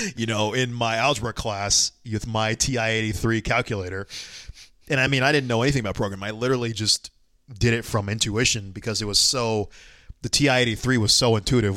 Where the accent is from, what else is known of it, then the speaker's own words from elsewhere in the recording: Atlanta, Georgia, United States; I'm from Atlanta